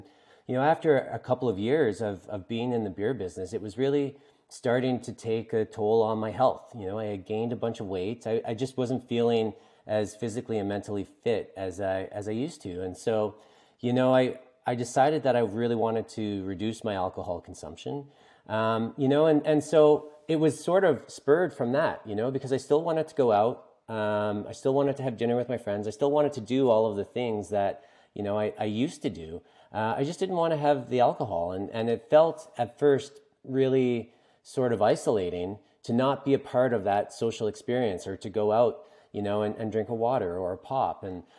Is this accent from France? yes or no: no; East Coast, Canada; I'm from the East Coast of Canada, you know, and it's particularly ingrained here